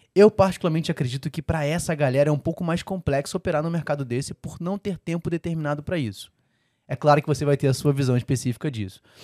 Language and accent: Portuguese; Rio de Janeiro, Brazil; Eu sou carioca